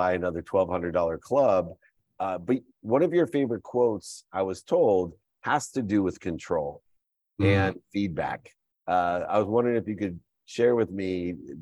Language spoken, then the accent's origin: English; Akron, Ohio, United States; I was born in Akron, Ohio